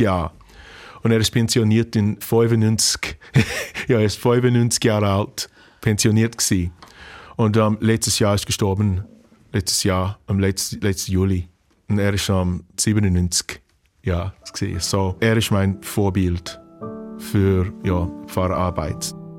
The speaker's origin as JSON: {"language": "German", "region": "Louisiana", "country": "United States", "second_language": "German", "moved": "yes", "said": "ich komme aus Louisiana von einer kreolischen Familie. Ähm, ich erwachsen in der Schwarzkirche"}